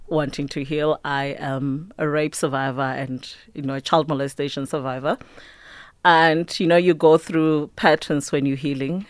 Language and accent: English; Mpumalanga, South Africa; I grew up in Park Ratlhagana. It's on the outskirts of Mpumalanga